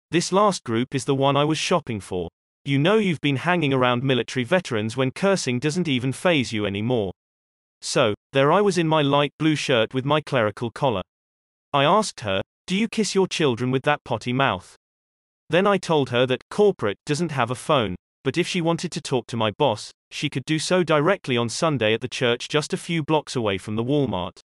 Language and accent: English; Canada; I'm sorry, I'm Canadian, but I don't.